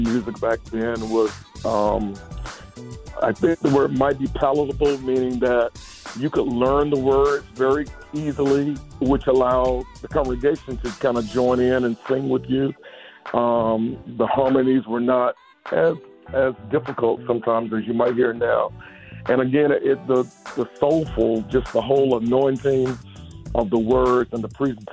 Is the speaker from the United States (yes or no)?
yes; Thomasville, Georgia, United States; I'm originally from Thomasville, Georgia. I'm a Southern boy, Thomasville, Georgia, born and raised